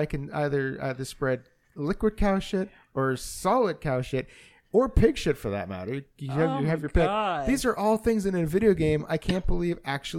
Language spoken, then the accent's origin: English; Canada; But I'm Canadian